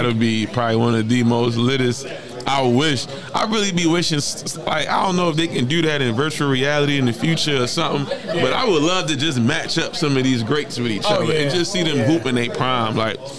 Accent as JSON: {"language": "English", "town": "Baltimore", "region": "Maryland", "country": "United States", "tie": "born or raised there", "moved": "yes", "lives_now": "Los Angeles, United States", "said": "I grew up in Baltimore. But living in L.A. for so long"}